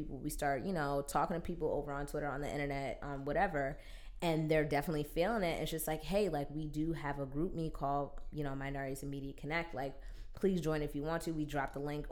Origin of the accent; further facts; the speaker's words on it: Maplewood, New Jersey, United States; I grew up in Maplewood, New Jersey